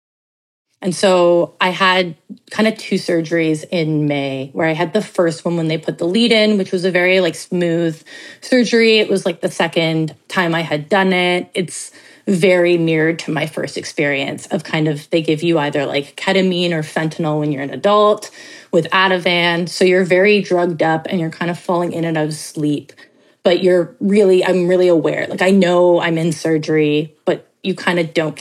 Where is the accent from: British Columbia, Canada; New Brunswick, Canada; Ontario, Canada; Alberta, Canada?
Ontario, Canada; Toronto; I grew up in Toronto